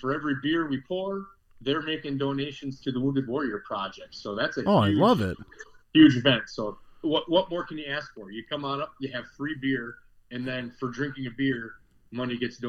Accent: Bloomer, Wisconsin, United States; I grew up in Bloomer.

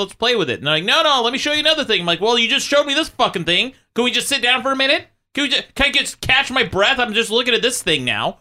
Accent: Utah, United States; moved away; I grew up in Utah

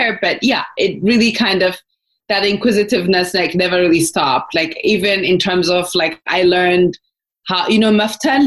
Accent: Adama, Oromia, Ethiopia; moved away as an adult; grew up in Ethiopia. So I grew up right outside of Addis in Adama. I lived there until I finished high school.

